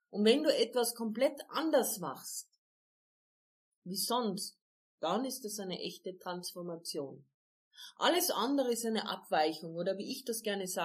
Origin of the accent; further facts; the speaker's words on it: Carinthia, Austria; Bei uns in Kärnten sagen wir, beim Reden kommen die Leid zusammen.